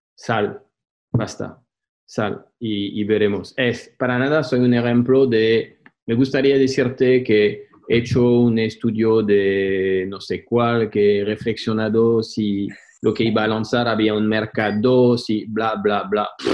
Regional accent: France; Spanish is a second language; now in Spain; soy francés viviendo en España

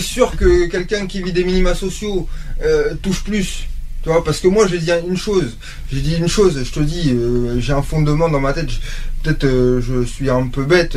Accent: France; nous qu'on est français

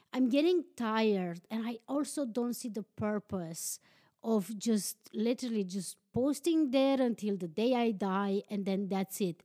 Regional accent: Transylvania, Romania; English is a second language; moved away as an adult; now in Iceland; born and raised in Transylvania, but I live in Iceland

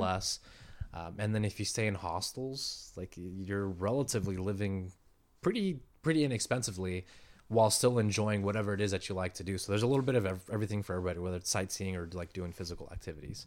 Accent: San Diego, California, United States; I was born and raised here in San Diego

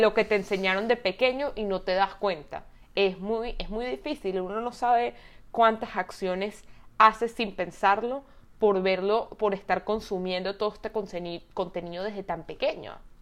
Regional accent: Venezuela; yo también soy venezolana

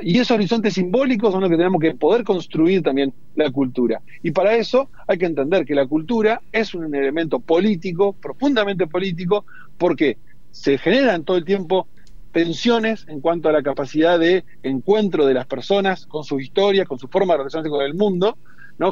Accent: Argentina; donde también es Argentina, donde somos argentinos y argentinas

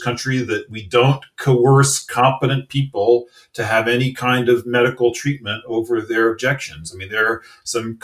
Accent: United States; accent: American; you can maybe tell from my accent, from an American

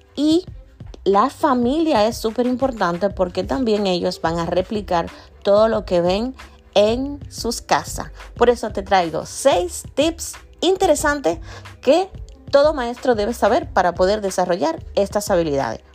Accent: Dominican Republic; mi gente de República Dominicana, de donde soy yo y de donde este podcast sale

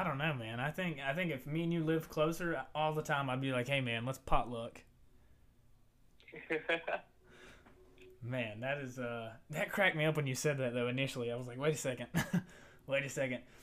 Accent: Virginia, United States; now in Florida, United States; we're not from Florida, we're from Virginia

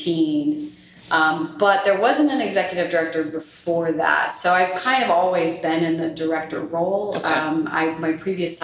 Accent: North Carolina, United States; moved away as an adult; also born or lived in Colorado; now in Louisiana, United States; I'm originally from North Carolina, you know, grew up in the South and grew up around history and history museums.

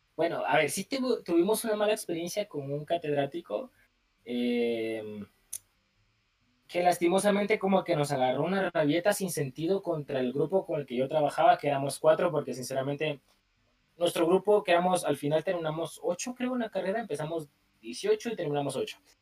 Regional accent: Guatemala

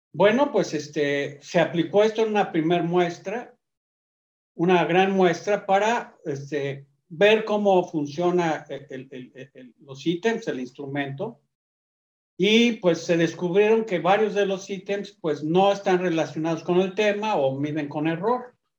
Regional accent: Mexico; also born or lived in Akron, Ohio, United States; nací en México, eh, a los 18 años tuve que decidir entre la nacionalidad y seleccionar la mexicana

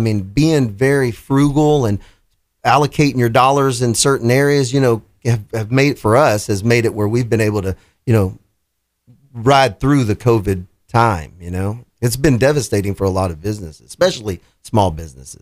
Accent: Houston, Texas, United States; moved away; I'm from Houston and I had owned three different businesses down there

